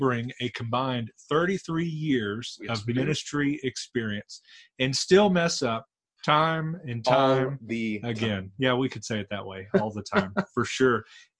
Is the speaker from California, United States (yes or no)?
yes; California, United States; I guess technically I hail from California.